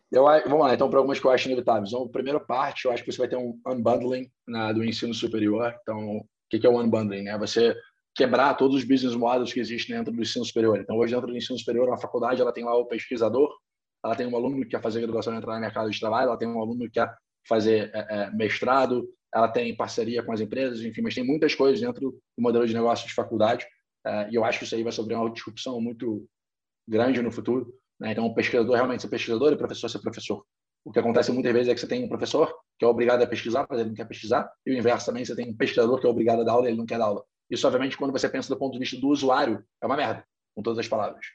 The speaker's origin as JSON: {"language": "Portuguese", "region": "Rio de Janeiro", "country": "Brazil", "said": "Eu sou carioca, formado em economia aqui é, pela PUC Rio"}